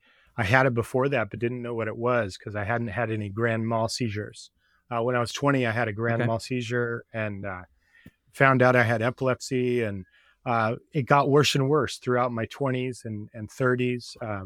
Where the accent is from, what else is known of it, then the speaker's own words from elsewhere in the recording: California, United States; I was raised in the East Bay area on a 5-acre parcel, and I was in 4-H and, you know, we had 28 walnut trees